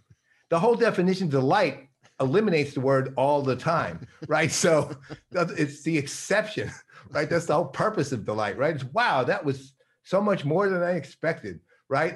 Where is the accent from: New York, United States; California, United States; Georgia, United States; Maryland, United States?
New York, United States; moved away; I'm born and raised in New York